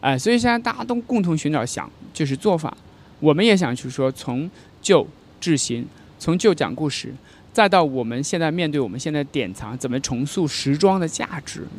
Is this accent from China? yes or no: yes; China; 我们中国人